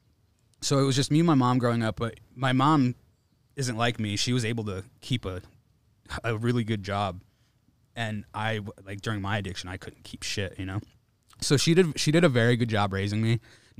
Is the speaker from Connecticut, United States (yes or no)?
yes; New Haven, Connecticut, United States; moved away as an adult; also born or lived in Old Saybrook, Connecticut; now in Los Angeles, United States; I'm originally from Connecticut. I say New Haven, but I went to high school in Old Saybrook.